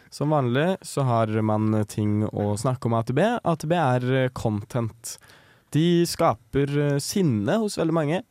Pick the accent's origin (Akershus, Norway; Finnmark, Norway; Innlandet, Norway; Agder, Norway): Akershus, Norway; Ahus; april 2002 ble jeg født på Ahus